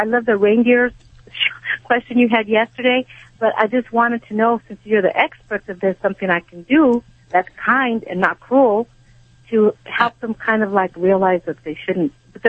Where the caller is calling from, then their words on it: Covina, California, United States; I'm in Covina, California.